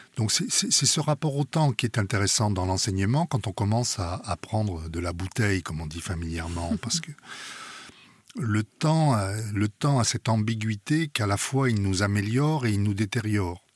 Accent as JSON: {"language": "French", "country": "France", "said": "je suis français, ma culture est en grande partie euh, française"}